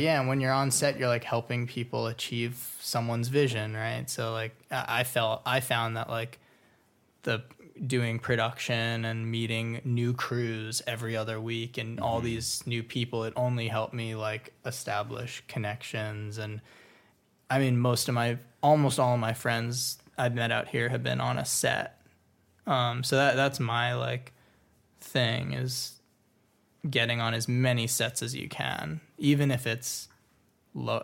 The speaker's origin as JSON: {"language": "English", "region": "Florida", "country": "United States", "tie": "born or raised there", "moved": "yes", "lives_now": "Los Angeles, United States", "said": "I grew up in Florida. So moving"}